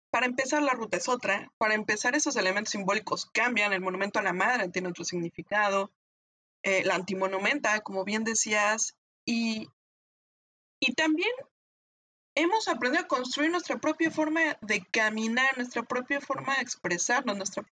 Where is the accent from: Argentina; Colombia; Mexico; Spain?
Mexico